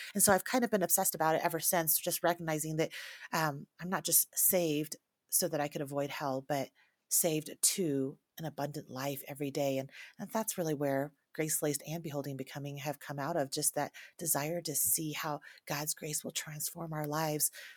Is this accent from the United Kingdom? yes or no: no; Taiwan; I grew up in a, in the Chinese culture, I was born in Taiwan, my family is from China